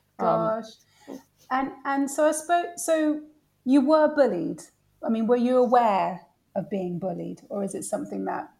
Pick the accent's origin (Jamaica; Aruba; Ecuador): Jamaica; Spaldings, Clarendon Parish; born there; also born or lived in Washington, D.C., United States; So I was born in Spalding's, Jamaica, a tiny, tiny little place that doesn't even, on my passport, it's not even listed. That's how small it is. They've had to list the parish. Yeah. Then I moved to Washington, D.C.